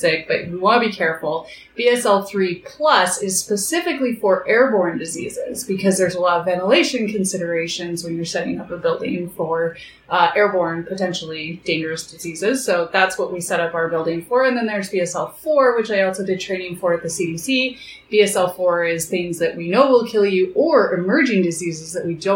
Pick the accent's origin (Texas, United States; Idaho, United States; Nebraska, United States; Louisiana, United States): Idaho, United States; Idaho Falls; moved away as an adult; now in Bozeman, United States; I grew up in Idaho Falls, where my dad was the chief scientist at a nuclear research facility.